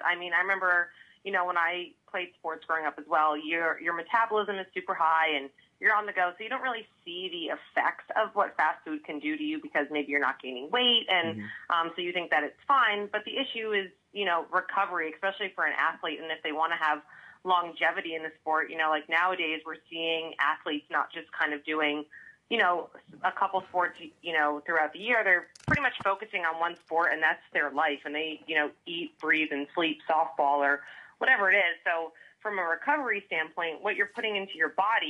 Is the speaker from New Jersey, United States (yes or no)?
yes; New Jersey, United States; now in California, United States; I am a Jersey girl